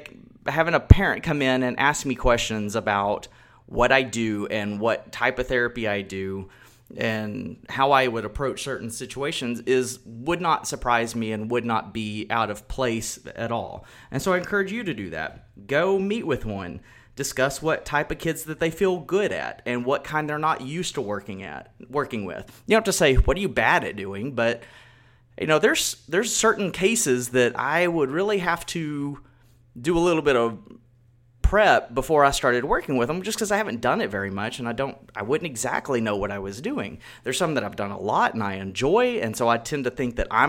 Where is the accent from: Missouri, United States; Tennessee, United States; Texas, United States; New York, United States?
Texas, United States; I grew up in Texas, I've lived here my whole life